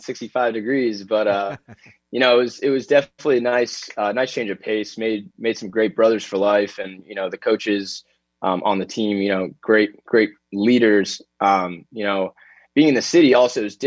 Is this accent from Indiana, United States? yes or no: no; Florida, United States; growing up in Florida